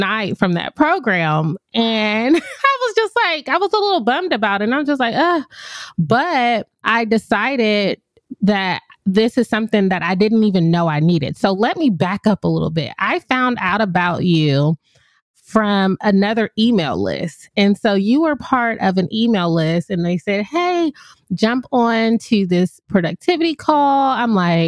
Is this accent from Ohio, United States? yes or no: yes; Ohio, United States; moved away as an adult; also born or lived in Puerto Rico; I'm from Ohio.